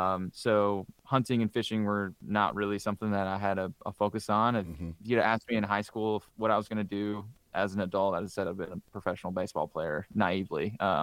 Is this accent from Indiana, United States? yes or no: yes; Indiana, United States; growing up in Southern Indiana, I had a lot of buddies that hunted.